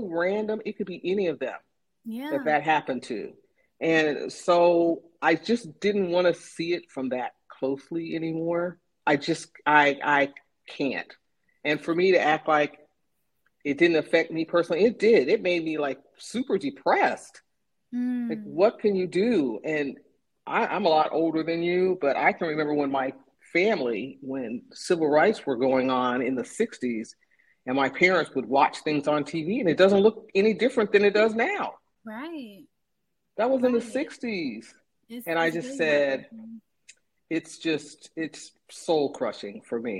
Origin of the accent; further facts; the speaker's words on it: San Diego, California, United States; moved away as an adult; also born or lived in Kansas City; now in Tours, France; My father was in the Navy, and I grew up in San Diego, and we lived at the beach